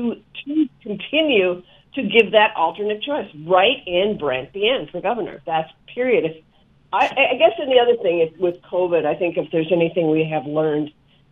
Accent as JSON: {"language": "English", "region": "Minnesota", "country": "United States", "tie": "born or raised there", "moved": "yes", "lives_now": "Wyoming, United States", "said": "Yeah, I grew up in Minnesota, and I'm old enough to remember when the nuclear power plant started coming into Minnesota. I also grew up right next to an Indian reservation there."}